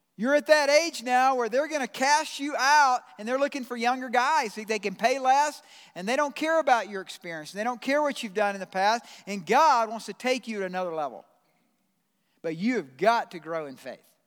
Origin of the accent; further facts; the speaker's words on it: Georgia, United States; moved away; I'm from Georgia